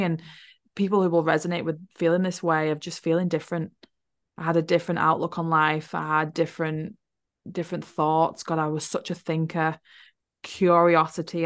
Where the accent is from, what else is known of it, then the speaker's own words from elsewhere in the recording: Wigan, North West England, United Kingdom; moved away as an adult; also born or lived in Liverpool; now in New Zealand; I was born in Liverpool and I grew up in a place called Wigan